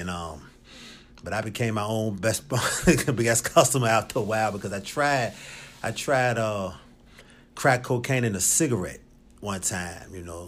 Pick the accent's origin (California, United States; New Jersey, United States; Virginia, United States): Virginia, United States; Richmond; I'm originally from Richmond, Virginia. Uh, from the West End, grew up over Southside.